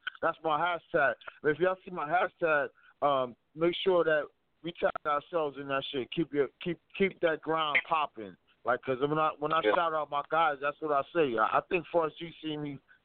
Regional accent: New Jersey, United States; moved away; also born or lived in Tacoma; I'm from Jersey

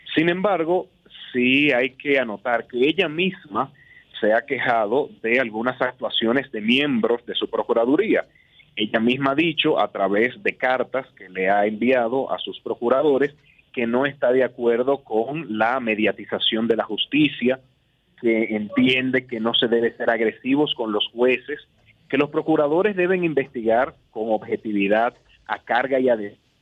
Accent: Dominican Republic; Yo como cada dominicano tengo que trabajar para mantener a mi familia

